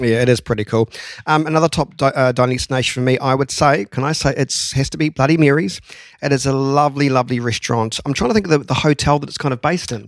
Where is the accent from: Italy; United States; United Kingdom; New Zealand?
New Zealand; Canterbury; all about my hometown, all about the region of Canterbury